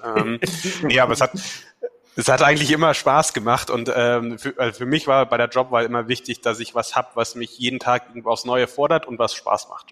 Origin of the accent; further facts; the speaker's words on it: Weßling, Bavaria, Germany; also born or lived in Mannheim / Munich; ich komme ursprünglich aus Wessling